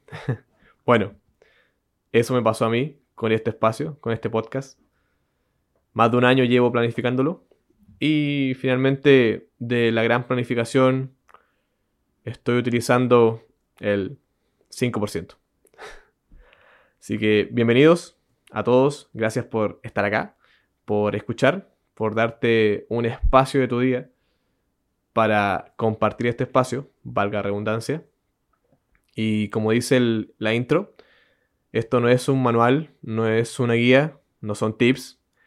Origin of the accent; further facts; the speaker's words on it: Chile; accent: Chilean; Yo, bueno, yo soy chileno